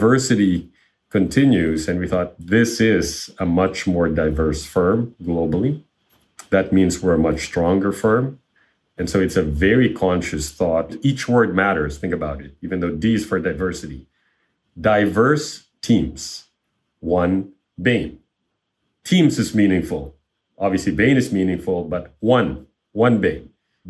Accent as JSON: {"language": "English", "town": "Manila", "region": "Metro Manila", "country": "Philippines", "tie": "born or raised there", "also_born_or_lived": "Chicago, United States", "moved": "as an adult", "lives_now": "United States", "said": "I grew up in Manila, the capital of the Philippines"}